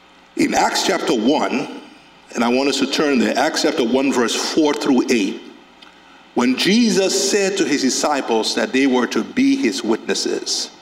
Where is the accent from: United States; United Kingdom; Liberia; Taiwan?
Liberia; Carisbrook; I grew up in Carisbrook in Liberia, a small town.